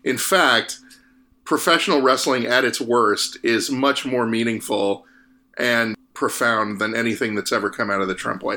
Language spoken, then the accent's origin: English; Arizona, United States; I was born and raised in Arizona